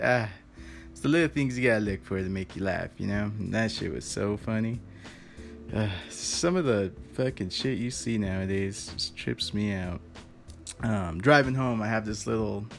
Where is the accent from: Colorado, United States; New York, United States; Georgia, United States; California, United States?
Colorado, United States; I'm from Colorado, so it's changed a lot